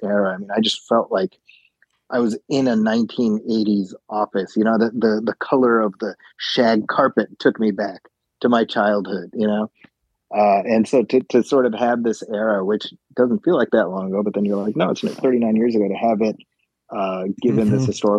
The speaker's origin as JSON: {"language": "English", "town": "Chicago", "region": "Illinois", "country": "United States", "tie": "born or raised there", "said": "I grew up in Chicago in the 90s"}